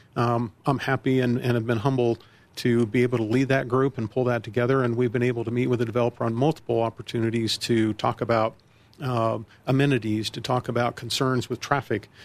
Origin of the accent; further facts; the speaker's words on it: Colorado Springs, Colorado, United States; also born or lived in Virginia; now in Centennial, United States; Colorado Springs, my hometown. I was born and raised there